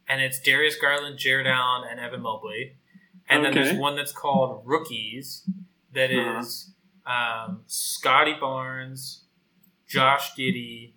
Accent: Canada; I'm Canadian

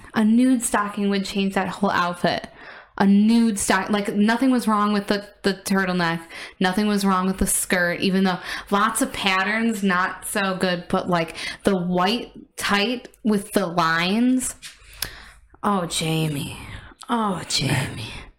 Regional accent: Illinois, United States; It looks just like the suburb I grew up in Illinois.

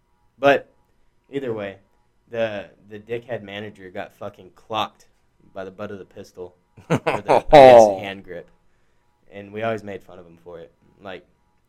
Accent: Texas, United States; born or raised there

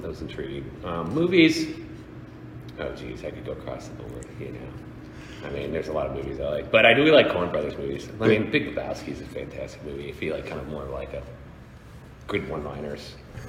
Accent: Pennsylvania, United States; also born or lived in Oregon / Washington / Florida; I grew up all over the place. I was out west for my, early elementary years, so Oregon, Washington, that area, and then for middle school and high school I was in Pennsylvania, and then Florida for college.

